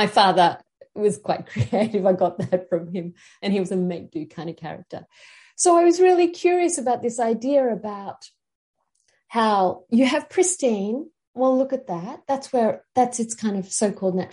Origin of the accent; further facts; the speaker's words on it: Sydney, New South Wales, Australia; now in Queensland, Australia; I come from Sydney. I grew up on the outskirts of Sydney.